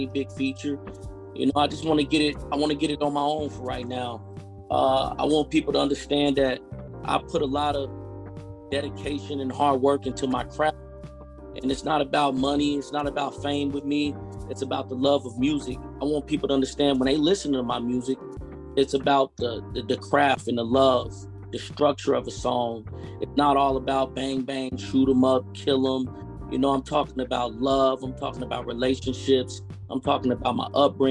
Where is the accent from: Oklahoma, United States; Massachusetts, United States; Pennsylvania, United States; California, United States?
Oklahoma, United States; Spencer; I'm from Oklahoma, a small town named Spencer